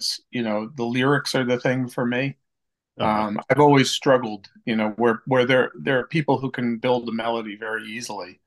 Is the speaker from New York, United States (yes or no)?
yes; Long Island, New York, United States; now in West Hartford, United States; I grew up on Long Island